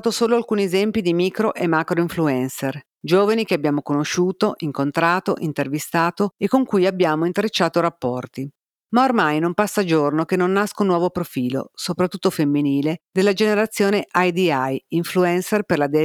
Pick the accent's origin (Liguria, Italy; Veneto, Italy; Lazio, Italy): Lazio, Italy; Rome; born there; accent: Roman; un inconfondibile accento romano. Ah, se non si fosse capito, io sono un cinese nato a Roma. Io sono un IBC, un Italian born Chinese, di seconda generazione.